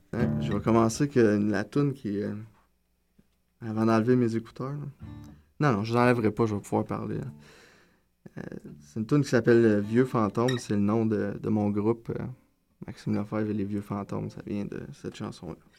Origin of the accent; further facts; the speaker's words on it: Gatineau, Quebec, Canada; also born or lived in Maniwaki, Quebec; now in Montreal, Canada; Je viens de Gatineau, je suis né à Maniwaki, je le dis toujours par fierté, mais j'ai pas du tout vécu là-bas. Euh, fait que c'est ça, je viens de Gatineau, euh, Feu Hall